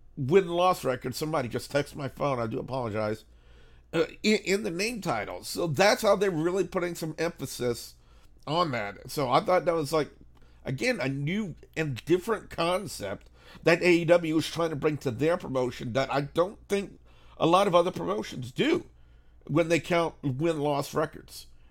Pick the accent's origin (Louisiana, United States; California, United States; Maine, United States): Louisiana, United States; I'm Cajun. I'm from Louisiana